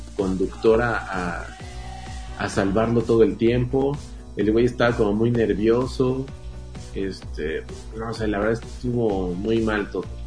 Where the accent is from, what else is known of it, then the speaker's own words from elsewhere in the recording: Mexico; como mexicanos